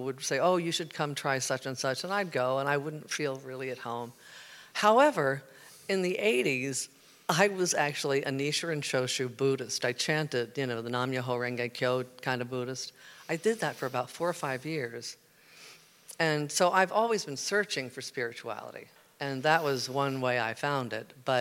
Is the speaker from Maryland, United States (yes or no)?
yes; Baltimore, Maryland, United States; moved away; I'm from Baltimore. I was born and raised there, and I was a Methodist kid